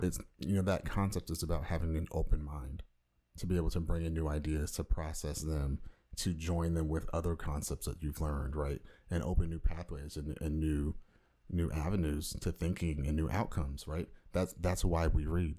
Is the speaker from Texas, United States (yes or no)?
no; Orange County, Southern California, United States